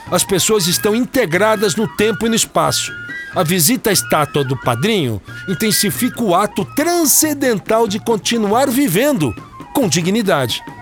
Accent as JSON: {"language": "Portuguese", "town": "Recife", "region": "Pernambuco", "country": "Brazil", "said": "vim do Recife, estou com 79 anos."}